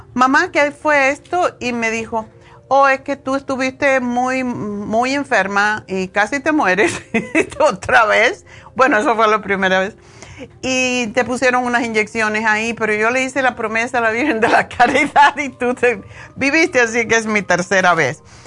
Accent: Cuba; moved away

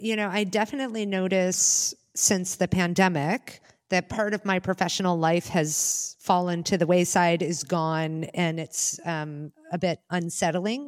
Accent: United States; now in Germany; I'm an expat and I live in Germany, although I'm Amer-, I'm an American

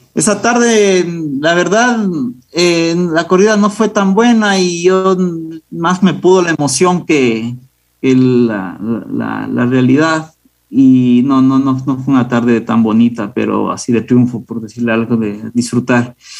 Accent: Riobamba, Chimborazo, Ecuador; nací en la ciudad de Riobamba. Eh, yo me crecí, crecí en un entorno eh, apegado al mundo del toro

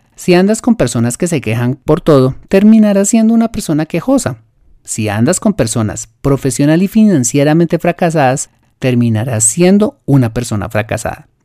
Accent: Colombia; lo que llamamos en mi país la cultura del más vivo

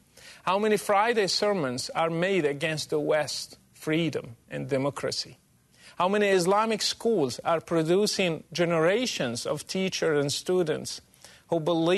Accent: Morocco; English is a second language; moved away; Mr. President, I grew up in Morocco supposedly a moderate country, yet I still learned at a young age to hate the enemies of Allah, especially Jews and Christians.

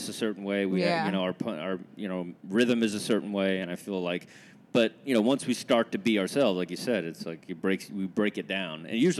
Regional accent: Kilgore, Texas, United States; moved away as an adult; also born or lived in South America / Provo, Utah; now in New York, United States; I'm from Texas, Kilgore, Texas, Dallas, Fort Worth.

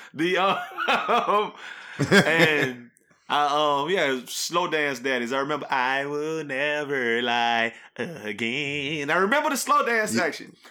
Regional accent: Louisiana, United States; growing up in Louisiana, we like Louisiana things.

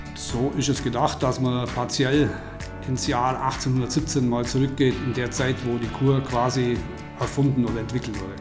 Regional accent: Oberstaufen, Bavaria, Germany; Das bleibt nicht aus, wenn man Oberstaufner ist.

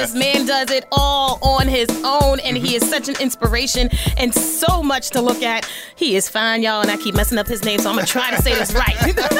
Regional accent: Rochester, New York, United States; moved away; my hometown, Rochester, New York

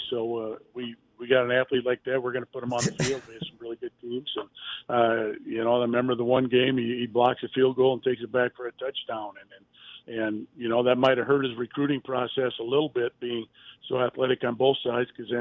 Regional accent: Waterloo, Iowa, United States; my hometown, Waterloo, Iowa

